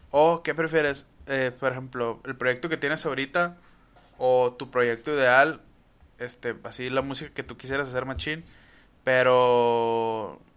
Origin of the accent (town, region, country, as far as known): northern Mexico, Mexico